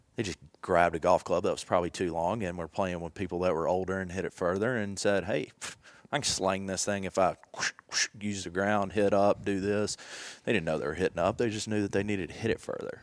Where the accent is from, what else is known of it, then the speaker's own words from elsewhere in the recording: Jackson, Tennessee, United States; grew up in Jackson, Tennessee